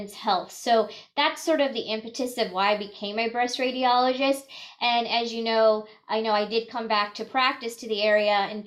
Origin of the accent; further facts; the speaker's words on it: rural Northwest Missouri, United States; also born or lived in Boston; I actually grew up in very rural Northwest Missouri, a town of 8,000 people. I was born and raised there